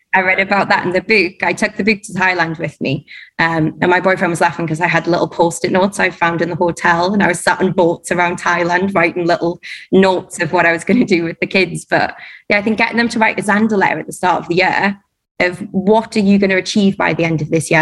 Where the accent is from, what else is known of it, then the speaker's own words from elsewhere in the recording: Durham, North East England, United Kingdom; moved away as an adult; now in Dubai, United Arab Emirates; I'm from Durham